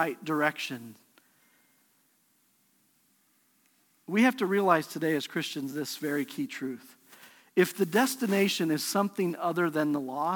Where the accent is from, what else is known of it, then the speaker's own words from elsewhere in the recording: Pueblo, Colorado, United States; we grew up together in Pueblo, Colorado